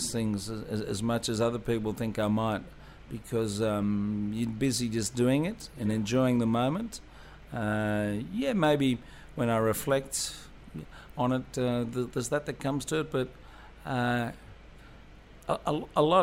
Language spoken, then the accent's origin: English; Australia; being an Australian